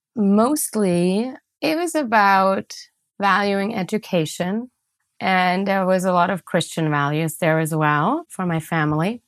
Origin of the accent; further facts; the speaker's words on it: near Stuttgart, Baden-Württemberg, Germany; moved away; I grew up in Germany in a town called Ostfjorden, which is close to Stuttgart, which is in the southwest of Germany.